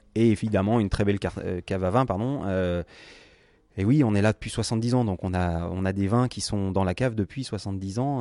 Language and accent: French; France; on est français